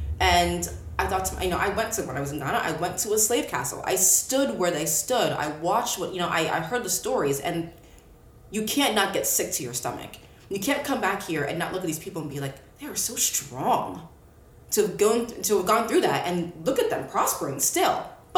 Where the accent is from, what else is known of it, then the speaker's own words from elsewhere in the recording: Palmyra, Pennsylvania, United States; Palmyra, Pennsylvania. It is all white. At least when I grew up, it was almost all white people. But my parents are African, so there's a lot of pride in my house.